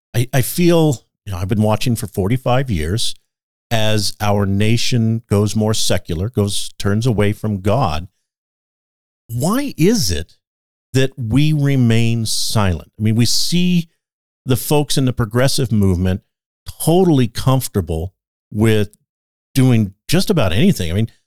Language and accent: English; California, United States; now in Idaho, United States; I'm from California as well, and I always say, don't judge me on where I was born. God put me there on a purpose.